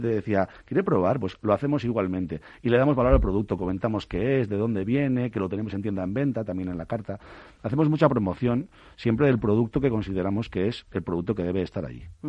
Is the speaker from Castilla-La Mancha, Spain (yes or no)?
no; Bilbao, Basque Country, Spain; moved away; yo soy de Bilbao